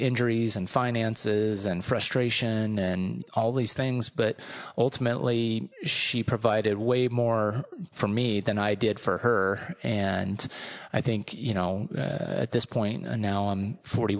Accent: California, United States; growing up in California

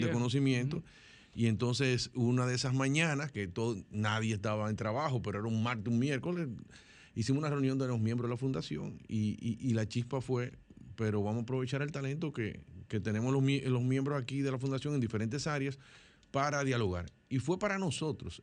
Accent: Dominican Republic; como dominicanos

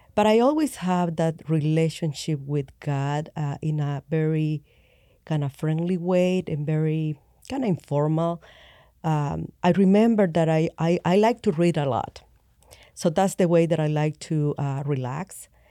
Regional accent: El Salvador; I grew up in El Salvador, um, Catholic.

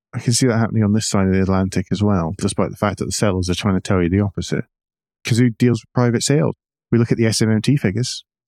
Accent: Scotland, United Kingdom; now in United States; As a Scot

